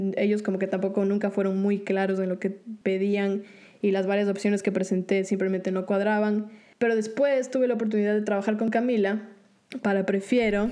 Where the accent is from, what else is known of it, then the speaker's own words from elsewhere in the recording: Ecuador; now in Orlando, United States; yo el país en el que crecí, en Ecuador, no veía un, futuro muy claro estudiando música. Después se presentó la oportunidad de mudarme a Estados Unidos